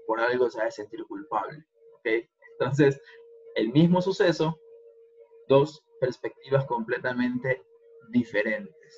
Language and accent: Spanish; Guayaquil, Guayas, Ecuador; en mi caso, otras como guayaquileño